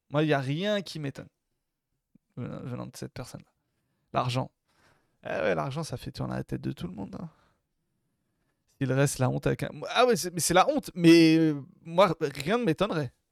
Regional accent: Algeria; Moi, en tant qu'Algérien, je dis pas non.

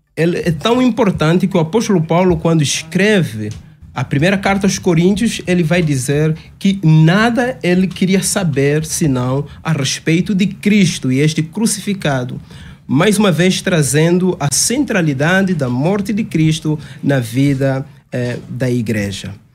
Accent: Angola; also born or lived in Caucaia do Alto, Cotia, Brazil; now in Cotia, Brazil; sou angolano, de facto, e estamos servindo a Deus em Angola

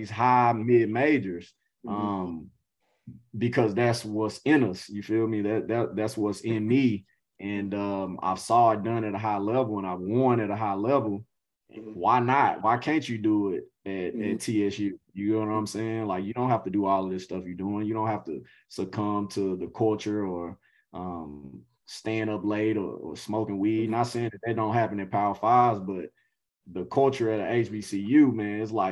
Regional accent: Nashville, Tennessee, United States; now I'm here today as an assistant coach at a Division I program in my hometown

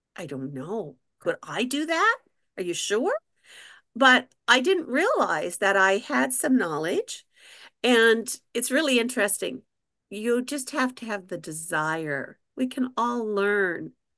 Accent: New Brunswick, Canada; I'm a Canadian

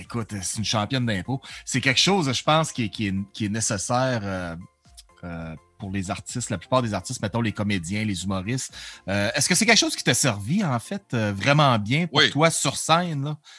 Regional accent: Dolbeau-Mistassini, Quebec, Canada; now in Alberta, Canada; je suis né à Dolbeau

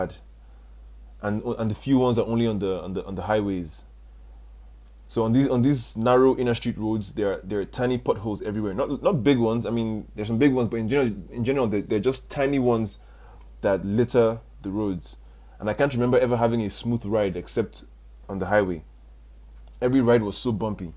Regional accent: Nigeria; As a Nigerian

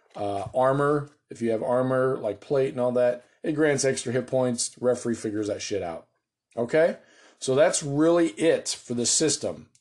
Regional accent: United States; I'm an American

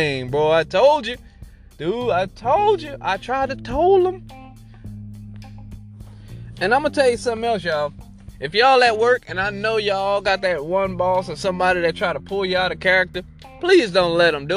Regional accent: the South, United States; I'm from the South, South.

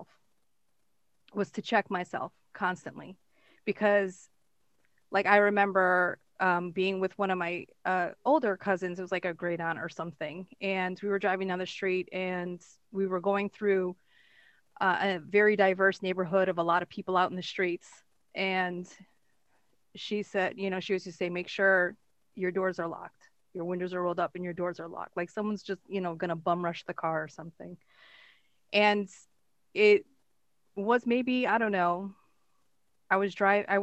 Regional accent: Connecticut, United States; I grew up in a very multicultural area of Connecticut.

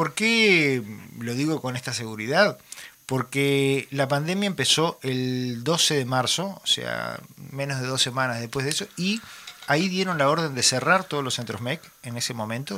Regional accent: Montevideo, Uruguay; yo nací en Montevideo, me crié en Montevideo

